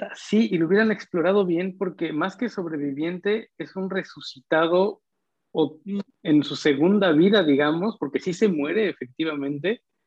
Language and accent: Spanish; Mexico; como mexicano